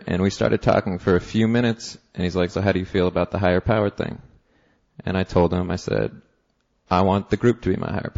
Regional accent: Seattle, Washington, United States; now in New York, United States; I live in New York. I'm from Seattle originally.

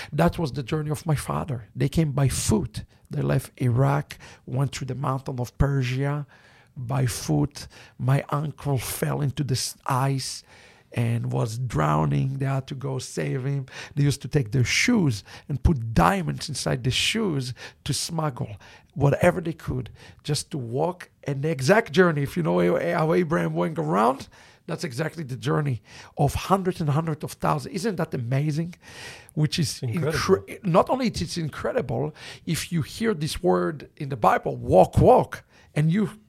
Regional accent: Israel; English is a second language; moved away; We were all tzabarim, which means native born and raised in Israel.

